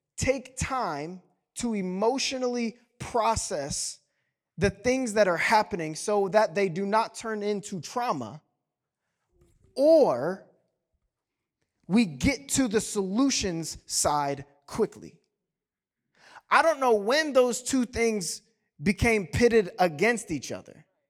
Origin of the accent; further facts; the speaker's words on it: the South, United States; I'm from the South